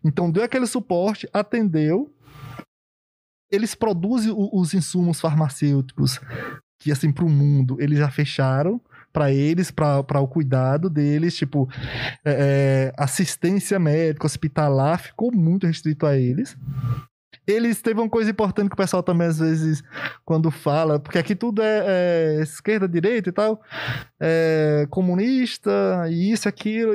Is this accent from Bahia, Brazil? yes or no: yes; sertão of Bahia, Brazil; moved away; also born or lived in Euclides da Cunha, Bahia; lá do sertão da Bahia, lá no interiorzão e tal, e... e... Não estudava, não tinha cultura de estudar. Eu trabalhava na roça desde 7, 8 anos